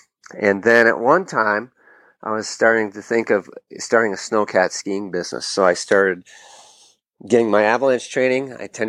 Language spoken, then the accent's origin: English; New Hampshire, United States; moved away as an adult; also born or lived in Plymouth, New Hampshire / Vail, Colorado; I'm originally from New Hampshire